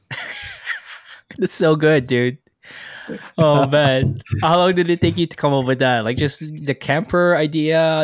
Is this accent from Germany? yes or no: no; Philippines; Philippines. I'm from Philippines.